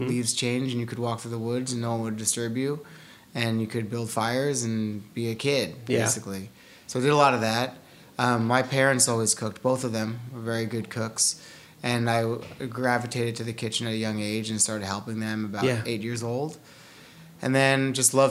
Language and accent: English; South Salem, New York, United States; moved away; also born or lived in California; I grew up in Westchester